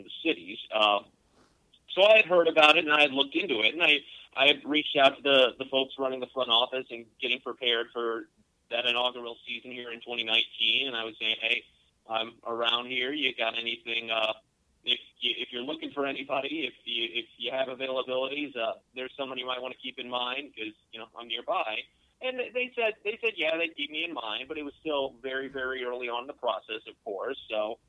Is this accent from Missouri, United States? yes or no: yes; St. Louis, Missouri, United States; moved away as an adult; also born or lived in Fayetteville, North Carolina / Pembroke, North Carolina; I've gone to a small Division II college just outside my hometown in St. Louis.